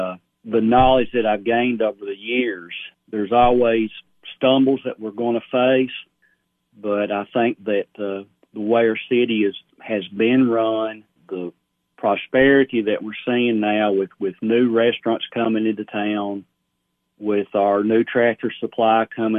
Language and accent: English; Sparta, United States; I had graduated college and just really felt a disconnect, you know, with my hometown. And I saw this as a way of hopefully giving back to Sparta, which has given a lot to me over the years.